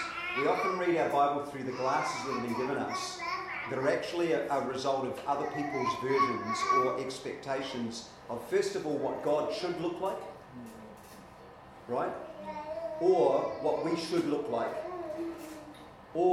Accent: New Zealand; I grew up in New Zealand

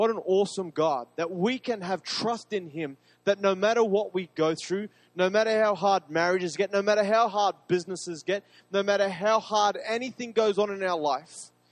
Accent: Queensland, Australia; I love being a Queenslander

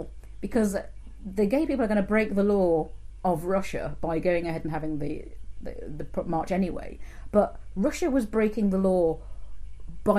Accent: Yorkshire and the Humber, United Kingdom; I am from Yorkshire

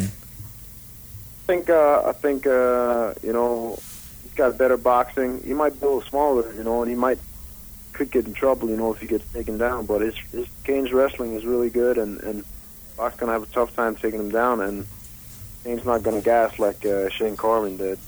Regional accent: Denmark; moved away as an adult; now in Las Vegas, United States; I'm originally from Denmark.

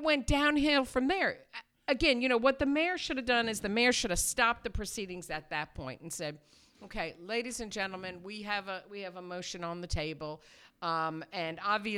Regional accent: New York, United States; now in New Bern, United States; I'm from New York

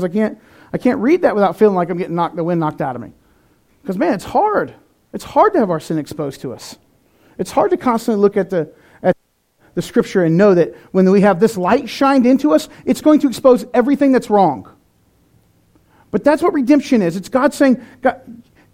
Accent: North Carolina, United States; I'm from North Carolina, where people say mean things and then say, bless your heart

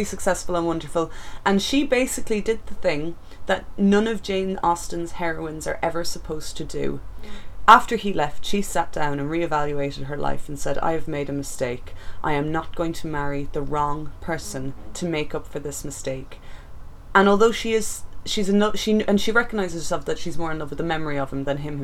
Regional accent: Ireland; my hometown

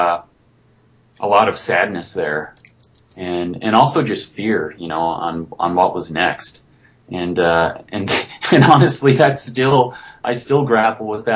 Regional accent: Beaver, Utah, United States; down in southern Utah, in my hometown in Beaver

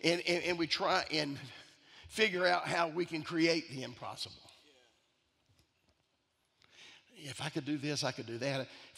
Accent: Italy; I'm Italian.

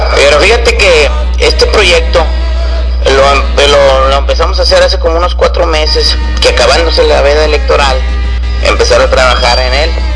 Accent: Río Bravo, Tamaulipas, Mexico; somos de Río Bravo

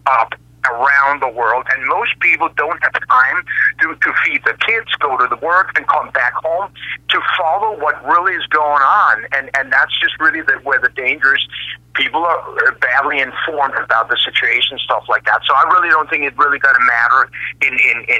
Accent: Copenhagen, Capital Region of Denmark, Denmark; moved away as an adult; also born or lived in United States / Australia; I sort of returned back home to where I was born and raised in Denmark.

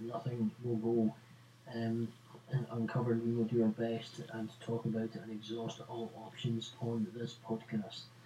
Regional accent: Scotland, United Kingdom; Are we willing to stick together as Scottish

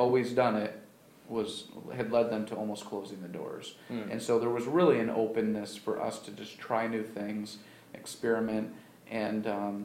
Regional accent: Baldwinsville, New York, United States; now in Auburn, United States; I'm actually from the Syracuse area. I grew up just north of Baldwinsville

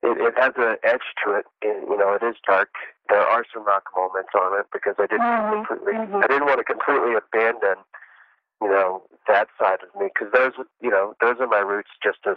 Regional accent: the South, United States; those are the types of music I grew up with in the South

